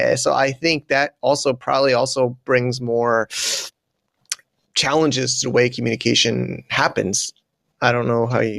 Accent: United States; I'm an American

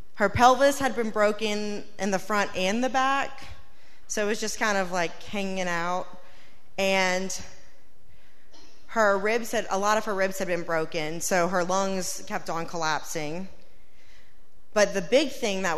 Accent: Louisiana, United States; moved away as an adult; now in Norfolk, United States; We're from Louisiana, and people in Louisiana stay close

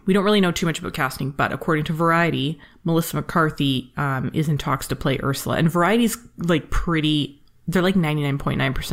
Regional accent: Canada; I'm Canadian

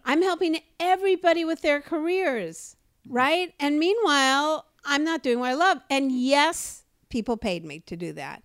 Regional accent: Los Angeles, California, United States; I grew up growing up in Los Angeles

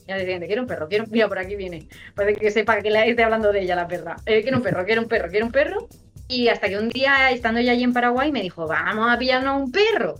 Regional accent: Murcia, Region of Murcia, Spain; accent: Murcian; Igual, igual de orgulloso tengo yo que estar de mi acento de Murcia

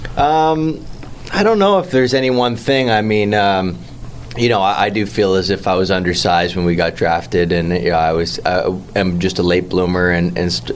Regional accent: Toronto, Ontario, Canada; growing up in Toronto, like uh, we're all Leaf fans growing up

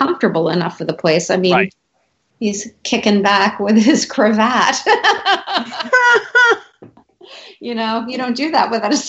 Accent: New York City, New York, United States; that's a New Yorker thing, though. I mean, we walk everywhere.

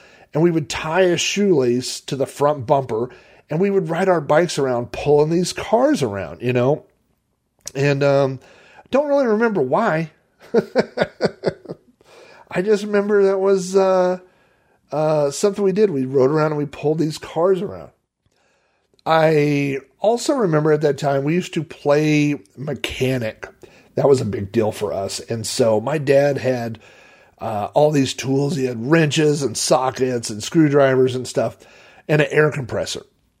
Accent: Sun Valley, United States; Was I grew up in Sun Valley because it was, we were, I don't know, 4 or 5 miles outside of town, at least 3 miles outside of town. So it had a very rural kind of feel.

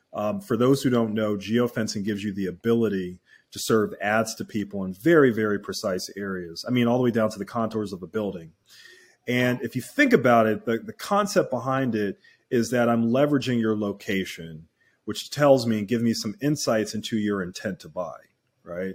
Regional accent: Philadelphia, Pennsylvania, United States; I grew up in Philadelphia.

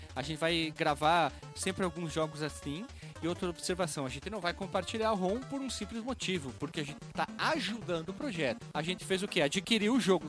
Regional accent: Bento Gonçalves, Rio Grande do Sul, Brazil; Eu nasci em Bento Gonçalves

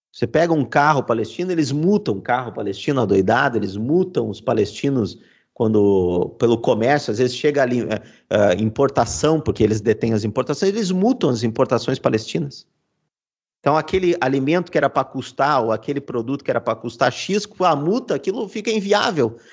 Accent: Brazil; mesmo sendo brasileiro

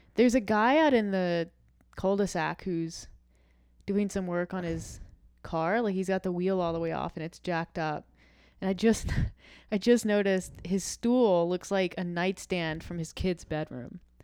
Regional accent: the South, United States; I'm from the South

